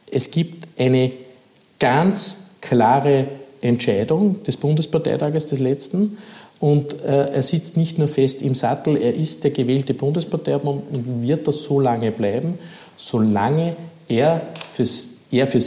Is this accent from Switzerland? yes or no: no; Upper Austria, Austria; Ich habe das selber miterlebt in meiner Heimatgemeinde, was die Welser Westspange betroffen hat.